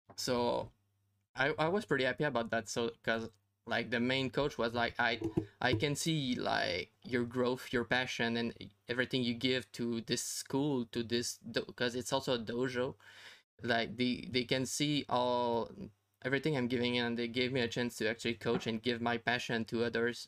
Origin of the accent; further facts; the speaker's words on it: Canada; I'm Canadian